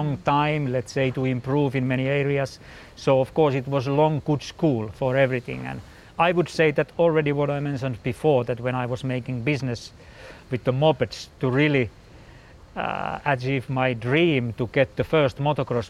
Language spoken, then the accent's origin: English; Finland; I'm from Finland and we are basically quite calm